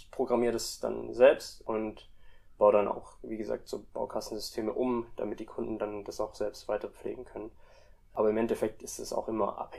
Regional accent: Indonesia; Also ich bin auch in Indonesien eigentlich auch mit aufgewachsen. Also meine Mom kommt aus Indonesien und mein Dad kommt aus Deutschland und dementsprechend hatte ich schon immer auch einen Draht irgendwie nach Indonesien.

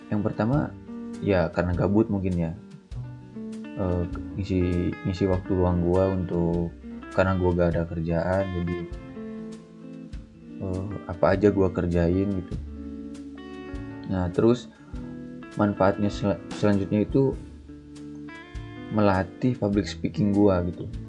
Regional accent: Sumedang, West Java, Indonesia; yang gua tahu itu di kota Sumedang aja jadi kota gua aja tiga bab itu sampai dua juta setengah

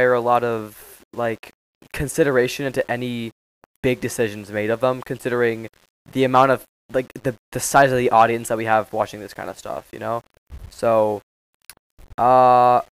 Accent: Turkey; I come from Turkey, so I have a lot of Muslims in my family

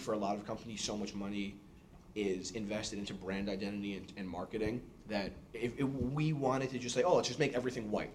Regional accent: New York City, New York, United States; moved away as an adult; now in Boston, United States; born and raised in New York City, came to Boston for school.

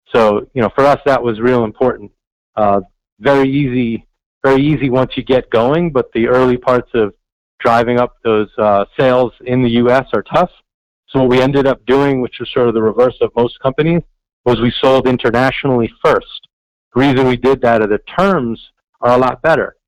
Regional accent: New York City, New York, United States; growing up in New York City

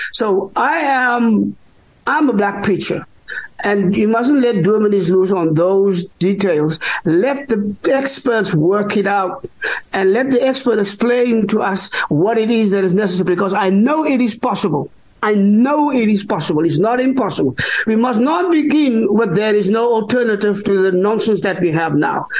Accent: South Africa; I am an African. Uh, I am Khoi. I am San. I am uh, I am South African Bantu

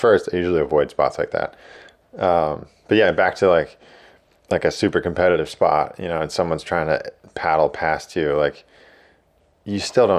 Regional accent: East Coast, United States; And I'm from the East Coast, so like I don't need the best wave

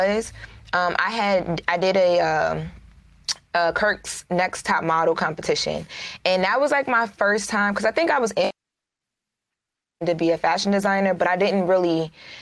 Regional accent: Wilmington, Delaware, United States; moved away as an adult; also born or lived in Hollywood; So I grew up in Wilmington, Delaware, which is not big here at all.

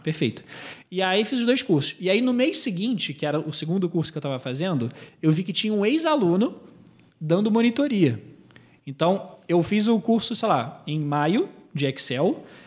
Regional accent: Israel; now in Brazil; eu sou israelense

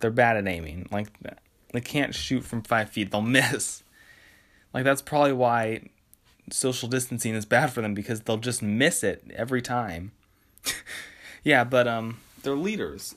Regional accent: West Coast, United States; I'm from the West Coast.

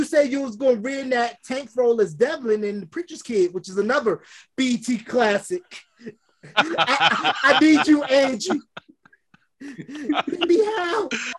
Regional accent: Winston-Salem, North Carolina, United States; I'm from Winston-Salem, North Carolina.

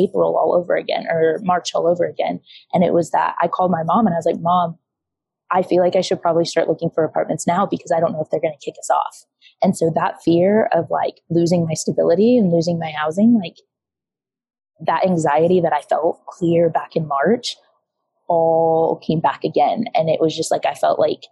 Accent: Iowa, United States; moved away as an adult; now in Tulsa, United States; I actually live 8 hours away. I'm from Iowa

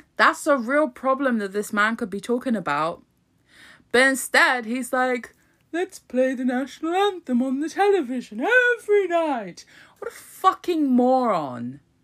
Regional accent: United Kingdom; my birth certificate that says I was fucking born in this country

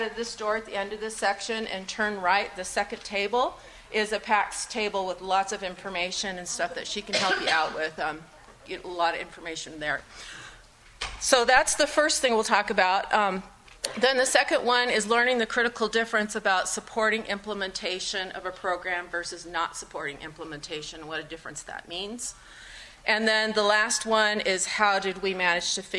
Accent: Los Angeles, California, United States; now in Northwest Ohio, United States; I grew up in Los Angeles

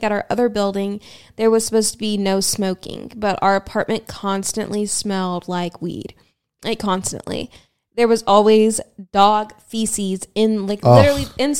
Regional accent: Austin, Texas, United States; streets I grew up on and like my parents live not too far and like I went to school here, like this is my hometown

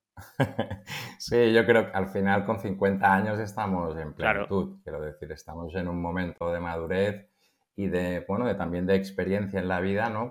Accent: Barcelona, Catalonia, Spain; soy de Barcelona

